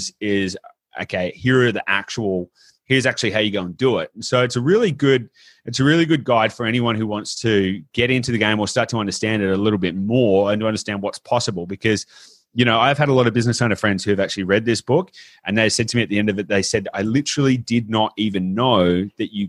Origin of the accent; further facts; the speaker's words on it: Australia; I'm obviously Australian